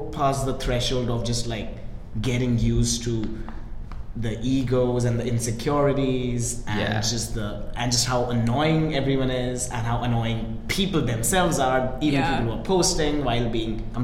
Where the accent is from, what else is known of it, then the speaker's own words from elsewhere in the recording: India; moved away as an adult; I was an Indian who had grown up in India his whole life